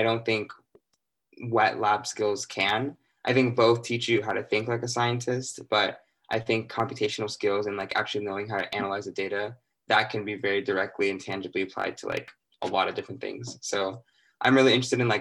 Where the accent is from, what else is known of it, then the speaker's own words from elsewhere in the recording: Littleton, Colorado, United States; moved away as an adult; now in Cambridge, United States; I'm from Littleton, Colorado, but my family's from Ethiopia